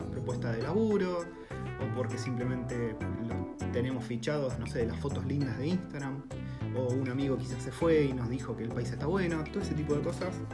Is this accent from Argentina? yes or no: yes; Argentina; first language Spanish; moved away as an adult; now in New Zealand; es nuestro idioma natal, entonces todo se simplifica pensás en argentino, te, expresás en argentino